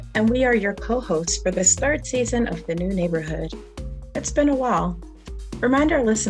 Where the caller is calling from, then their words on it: North Carolina, United States; And I am tuning in from Guilford County, North Carolina, home to the Shara, the Kiawe, and several other tribes.